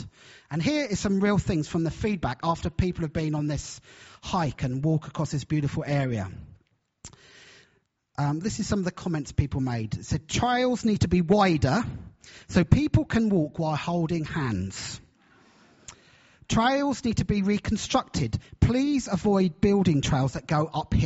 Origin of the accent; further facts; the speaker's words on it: Brighton, South East England, United Kingdom; moved away as an adult; now in Hull, United Kingdom; I'm from Hull, although my accent actually is not from Hull. I'm actually originally from Brighton, right down in the south. But I've been in Hull, this is our 12th year.